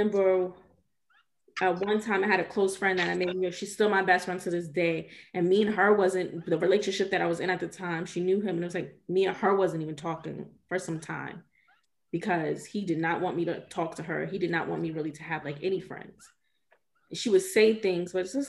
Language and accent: English; Georgia, United States; moved away as an adult; also born or lived in New York; I grew up in Georgia. I'm back here now